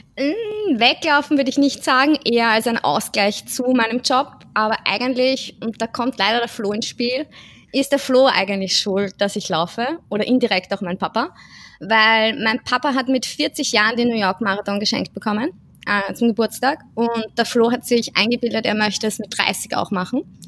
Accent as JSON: {"language": "German", "region": "Vienna", "country": "Austria", "said": "Ich komme aus Wien, bin 31 Jahre alt"}